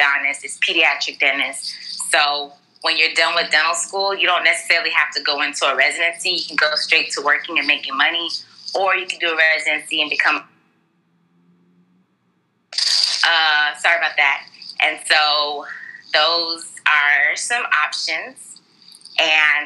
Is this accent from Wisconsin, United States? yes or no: no; Houston, Texas, United States; I'm from Houston, Texas, Southwest Houston, Texas, to be exact. And I'm Nigerian